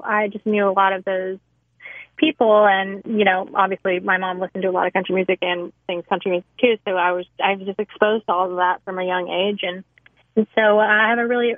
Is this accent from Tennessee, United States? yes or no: yes; Nashville, Tennessee, United States; moved away as an adult; now in Los Angeles, United States; I grew up in Nashville, you know, I was born and raised there